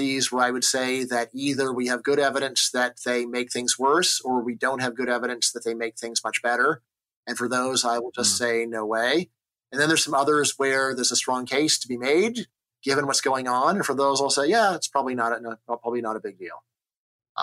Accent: Los Angeles, California, United States; I grew up in Los Angeles back when my area was Reagan country

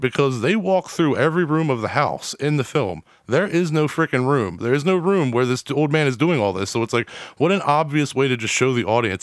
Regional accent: New Castle, Delaware, United States; I'm from Newcastle

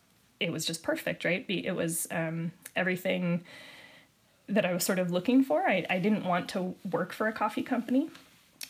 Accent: Spokane, Washington, United States; I grew up in Spokane

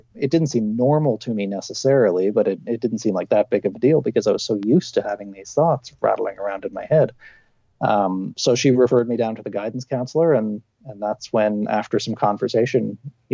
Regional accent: Canada; I grew up in a small town, a mining manufacturing town, which by the time I was growing up, all the mines and manufacturing had closed

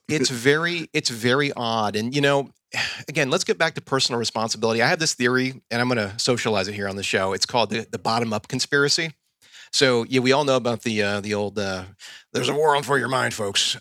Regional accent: the South, United States; I grew up in the South in the eighties and the nineties

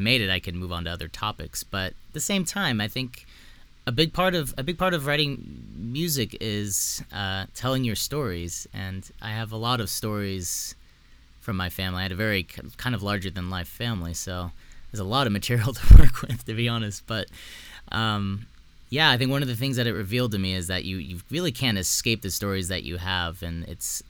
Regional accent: South Texas, United States; I grew up in South Texas

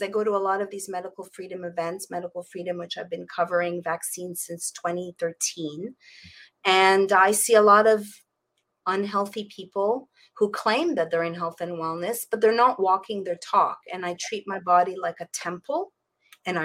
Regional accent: Canada; now in Florida, United States; I come from Canada

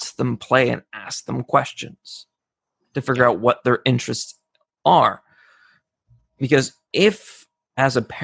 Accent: Canada; I'm from Canada, so of course we play hockey

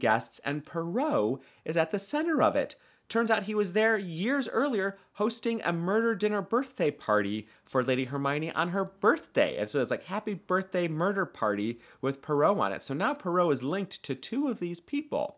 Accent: United States; I'm American.

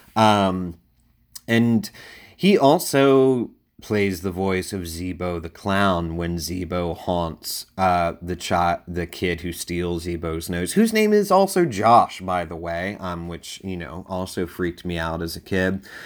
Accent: Delaware, United States; my home state of Delaware

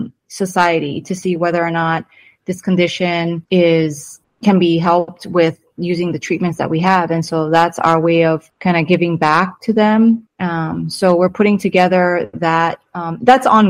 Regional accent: Hawaii, United States; moved away as an adult; also born or lived in California; now in Temecula, United States; I was born and raised in Hawaii

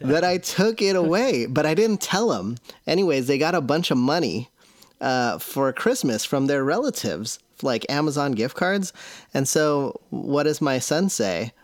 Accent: Seattle, Washington, United States; I'm from Seattle

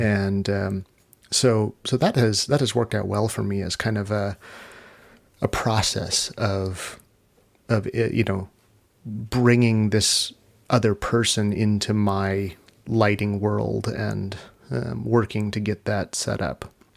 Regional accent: Long Beach, California, United States; I grew up in Long Beach in California, which is about an hour from Hollywood.

